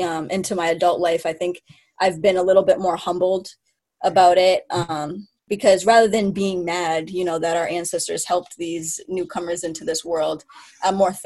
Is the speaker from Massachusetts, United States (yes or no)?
yes; Mashpee, Massachusetts, United States; I'm from Mashpee, and I'm from the Mashpee Wampanoag tribe